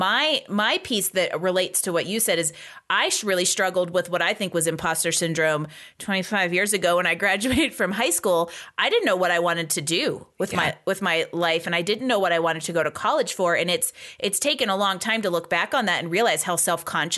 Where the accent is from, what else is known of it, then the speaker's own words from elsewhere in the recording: Pennsylvania, United States; I grew up in Pennsylvania